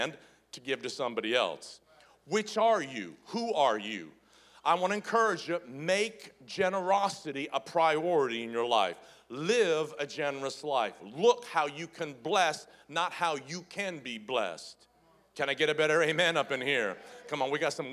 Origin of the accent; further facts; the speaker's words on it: the South, United States; I grew up in the South